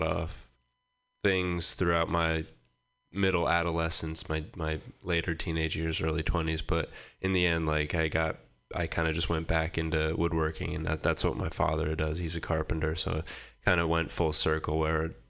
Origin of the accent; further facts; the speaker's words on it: Boothbay, Maine, United States; moved away as an adult; now in Portland, United States; I grew up in Maine in a town called Booth Bay, a pretty small town